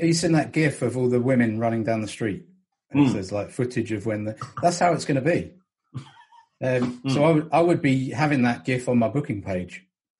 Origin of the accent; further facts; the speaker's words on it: Brighton, South East England, United Kingdom; I'm from Brighton.